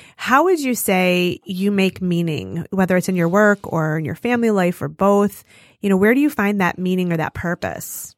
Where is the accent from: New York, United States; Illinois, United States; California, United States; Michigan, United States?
Michigan, United States; Detroit suburbs; I've lived in the suburbs